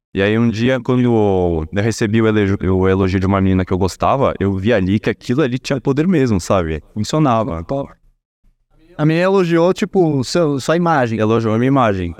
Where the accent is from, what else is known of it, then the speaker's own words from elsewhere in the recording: Brazil; Brasileiro, nasci aqui, meus pais nasceram no Brasil também